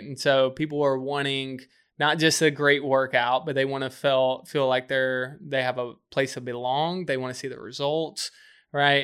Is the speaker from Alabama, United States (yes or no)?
yes; just north of Birmingham, Alabama, United States; moved away as an adult; now in Charleston, United States; grew up just north of Birmingham, Alabama